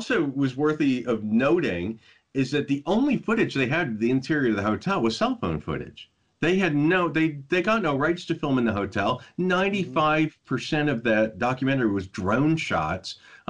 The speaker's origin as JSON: {"language": "English", "region": "Midwest", "country": "United States", "tie": "born or raised there", "said": "I grew up in the Midwest. I grew up where it was freezing"}